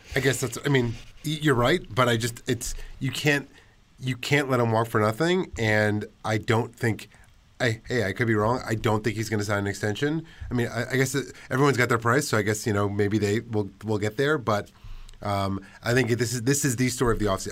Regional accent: New York City, New York, United States; I grew up in Washington Heights

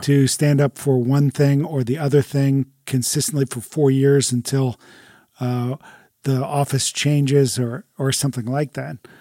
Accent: United States; as American Christians

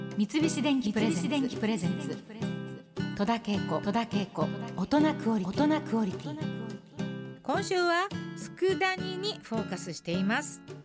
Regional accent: Tokai, Japan; 私もあの子供の頃から東海出身ですから

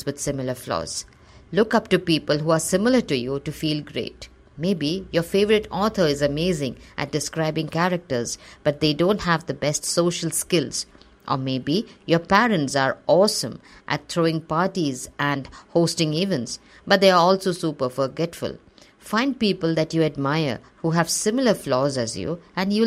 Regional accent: Assam, India; also born or lived in Kerala; As I grew up in Assam, my friends, who were all localites, looked very different from me. I was a dark-skinned Malayali girl.

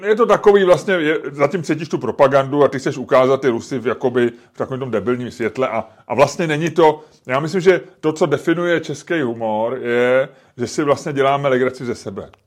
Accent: Czechia

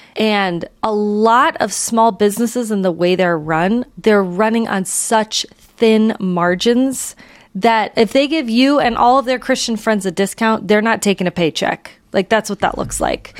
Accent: St. Louis, Missouri, United States; growing up in Saint Louis, we have a wonderful botanical gardens

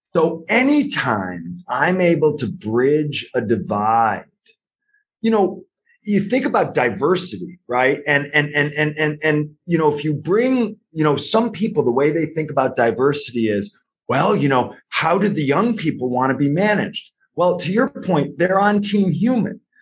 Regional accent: United States; also born or lived in New Haven, Connecticut / Ireland; how much of an American I am

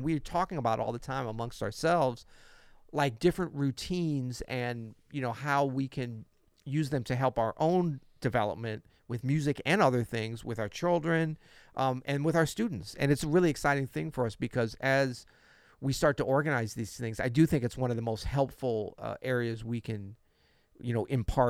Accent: West Midlands, United Kingdom; I'm from Worcestershire, where sauces are available.

